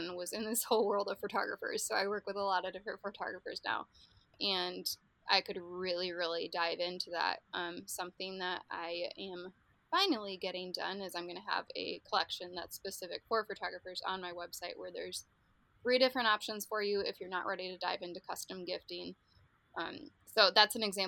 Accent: Grand Rapids, Michigan, United States; I'm from Grand Rapids

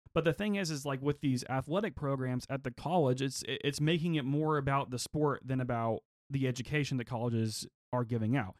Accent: Oklahoma, United States; growing up in Oklahoma, we do kinda have a gun culture here

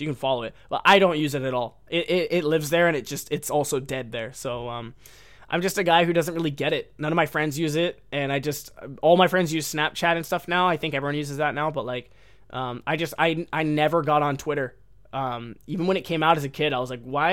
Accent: United States; now in Japan

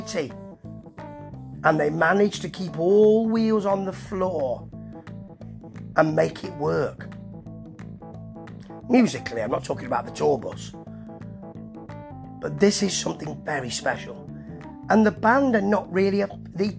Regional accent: England, United Kingdom; I am an Englishman.

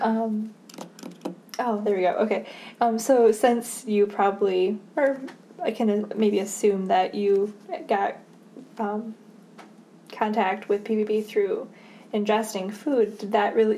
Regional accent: Midland, Michigan, United States; I grew up in Midland

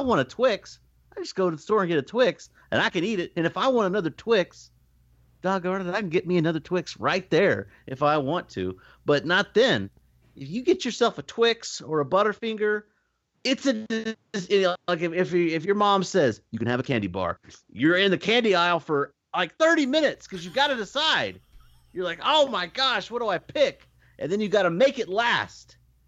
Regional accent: New York, United States; Like, I'm from New York.

